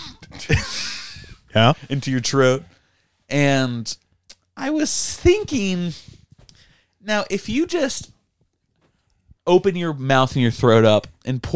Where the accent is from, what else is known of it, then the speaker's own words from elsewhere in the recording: United States; I'm American